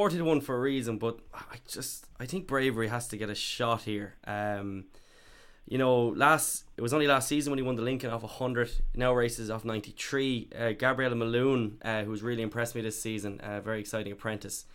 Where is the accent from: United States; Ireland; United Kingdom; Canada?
Ireland; I go to Carstavine and Ross Bay because I'm from Carstavine